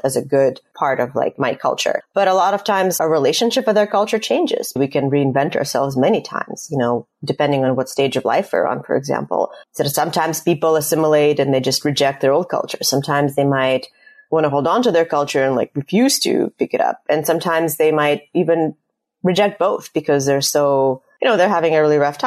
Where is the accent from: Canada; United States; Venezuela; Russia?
Russia; moved away; I'm immigrating from Russia